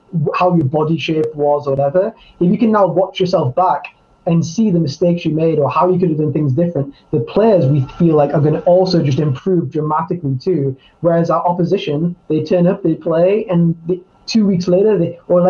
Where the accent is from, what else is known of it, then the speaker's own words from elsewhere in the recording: Newcastle upon Tyne, North East England, United Kingdom; moved away as an adult; also born or lived in Budapest / Spain; now in London, United Kingdom; one of the places I haven't lived in my adult life is my hometown, Newcastle